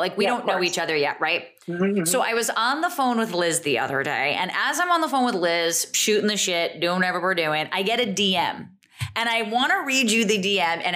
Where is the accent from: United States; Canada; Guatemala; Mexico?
United States; New Jersey; also born or lived in Easton, Pennsylvania; I grew up in Jersey